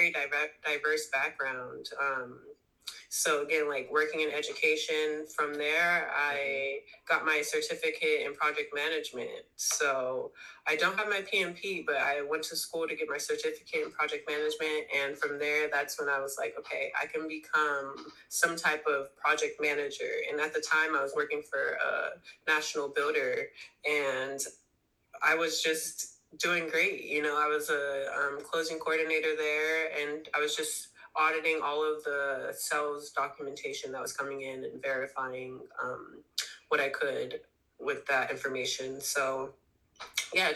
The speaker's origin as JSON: {"language": "English", "area": "the Bay Area", "region": "California", "country": "United States", "also_born_or_lived": "Sacramento, California", "said": "I'm from the Bay"}